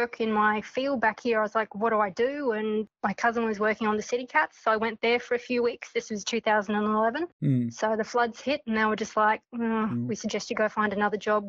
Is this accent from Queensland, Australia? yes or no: yes; North Queensland, Australia; moved away as an adult; now in Brisbane, Australia; I am actually originally from North Queensland and headed down to Brisbane after school